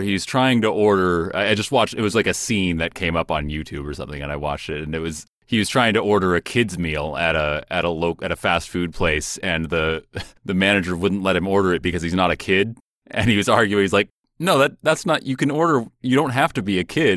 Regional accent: Seattle, Washington, United States; where I grew up in Seattle

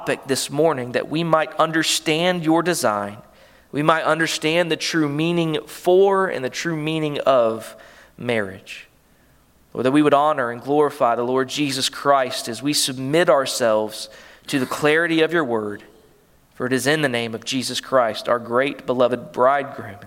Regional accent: Callahan, Florida, United States; I was raised here in Callahan

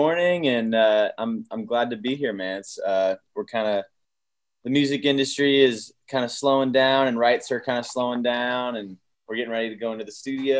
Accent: Scottsdale, Arizona, United States; moved away as an adult; also born or lived in Austin, Texas; now in Nashville, United States; I'm from Arizona. I grew up, I'm in Scottsdale, Arizona with a dad who was a concert promoter.

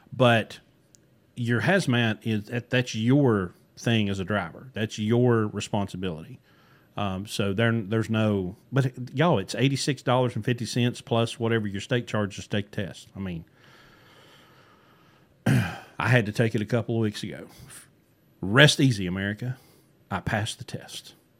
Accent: West Virginia, United States; growing up in West Virginia

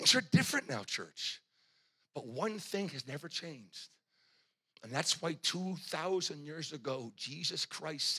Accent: New England, United States; I'm from New England

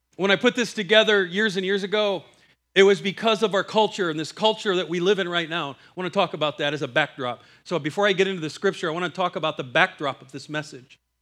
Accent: Iowa, United States; I'm from Iowa.

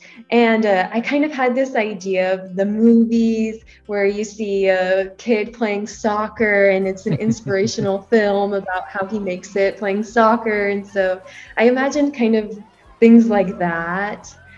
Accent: Colorado, United States; I was born in Colorado, which is in the United States. I have four sisters. And like you said, my dad is Peruvian.

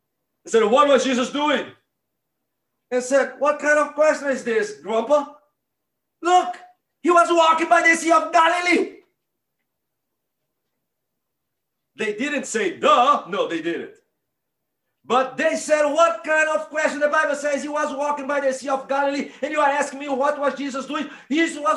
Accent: Northeast Brazil, Brazil; now in Mississippi, United States; I grew up in Northeast Brazil, about 2 miles from the beach

